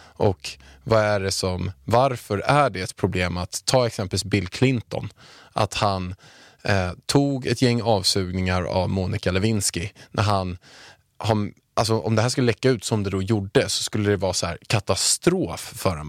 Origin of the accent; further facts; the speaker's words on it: Haninge, Stockholm County, Sweden; jag kommer från Haninge som du vet och jag har, eh, jag är uppväxt några hundra meter från Beijer Bygg när det låg i Haninge förut